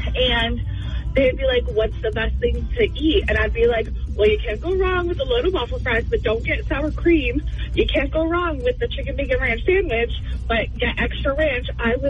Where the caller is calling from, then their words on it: Deerfield, New Hampshire, United States; Hi, I'm from Deerfield.